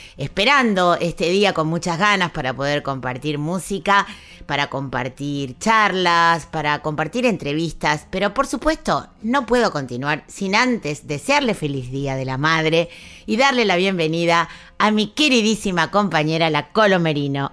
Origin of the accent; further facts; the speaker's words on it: Argentina; nuestra identidad como argentinos, como argentinas